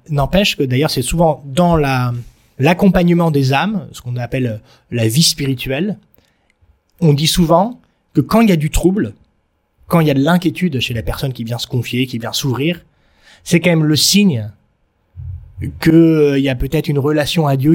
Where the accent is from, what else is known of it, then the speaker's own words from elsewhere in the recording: Marseille, Provence-Alpes-Côte d'Azur, France; en tant que Français